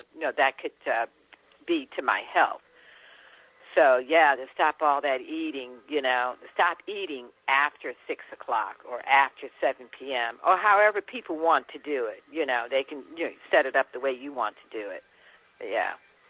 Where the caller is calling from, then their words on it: San Francisco, California, United States; I am calling from the city of San Francisco.